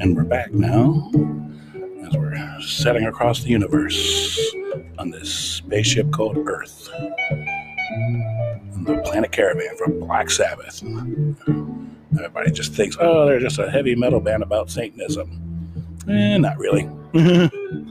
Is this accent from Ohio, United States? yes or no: yes; Ohio, United States; as a Midwestern kid growing up in Farmtown, Ohio